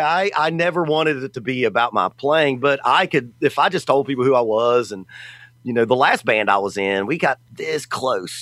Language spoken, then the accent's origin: English; the South, United States; I'm from the South, obviously. This accent definitely ain't New Jersey